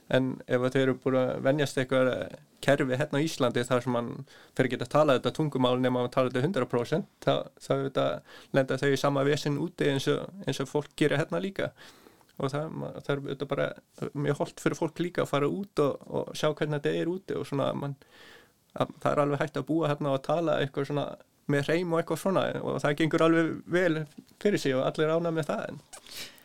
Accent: Norway; Icelandic is a second language; moved away as an adult; also born or lived in Svalbard / Northeast Greenland; now in Iceland; ég er bara halvu dani og halvu íslendingur en alveg upp í Nóri að mestu leiti frá 5-6 ára aldur

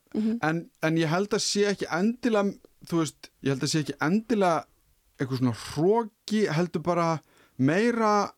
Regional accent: Iceland; sem Íslendingar

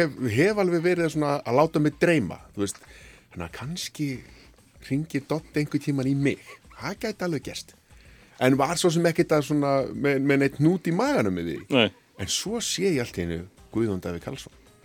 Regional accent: Hafnarfjörður, Capital Region, Iceland; moved away as an adult; also born or lived in Faroe Islands / Árbær; now in Reykjavík, Iceland; ólst upp í hafna fyrir því

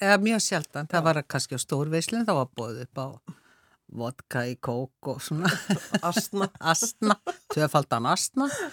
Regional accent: Reykjavík, Capital Region, Iceland; ég ólst upp á Háalitis, í Háalitiskverfinu, það hétt Háalitsvegur

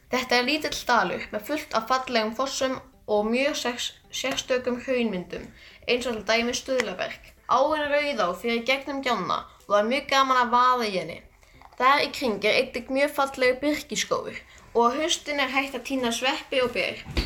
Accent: Hvolsvöllur, Southern Region, Iceland; er frá Kólsvöldi sem er á Suðurlandi.

